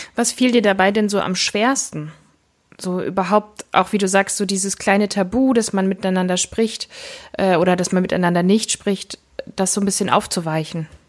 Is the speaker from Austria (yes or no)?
no; East Germany, Germany; also born or lived in Leipzig; Ich bin selbst im Osten geboren, nur wenige Monate vor dem Fall der Mauer